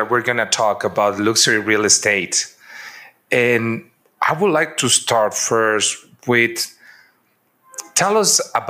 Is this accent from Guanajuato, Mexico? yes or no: yes; San Miguel de Allende, Guanajuato, Mexico; We're starting the series with our favorite town and my hometown, San Miguel de Allende, in the central Mexico state of Guanajuato.